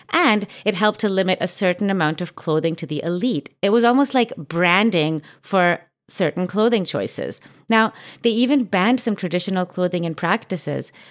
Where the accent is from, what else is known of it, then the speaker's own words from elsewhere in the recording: Mumbai, Maharashtra, India; born there; I was born in Mumbai, and I know so many people who pride themselves for having an accent influenced by the British.